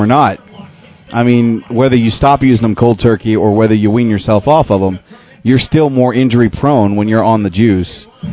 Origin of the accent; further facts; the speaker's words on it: Little Rock, Arkansas, United States; moved away; my hometown of Little Rock, Arkansas